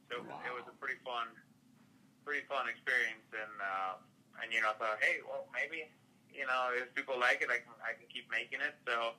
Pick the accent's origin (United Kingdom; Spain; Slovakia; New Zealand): Spain; Madrid, Community of Madrid; now in United States; No, actually, I'm originally from Madrid, Spain. So I'm coming all the way across the big pond, so to speak.